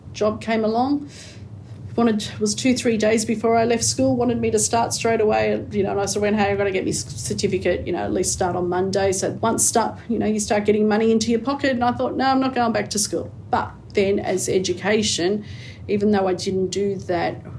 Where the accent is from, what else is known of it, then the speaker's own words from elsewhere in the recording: Liverpool, New South Wales, Australia; also born or lived in Camperdown, Sydney; that was only for birth, but otherwise grew up within this area. So I grew up around the Liverpool area.